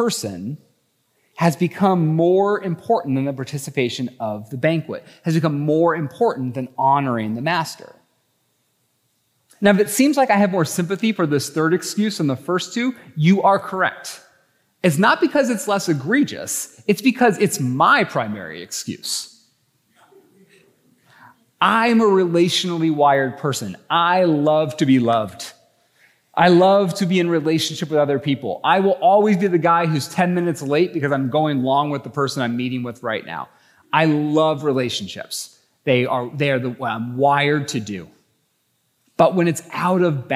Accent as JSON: {"language": "English", "region": "Idaho", "country": "United States", "said": "I think I'm from Idaho"}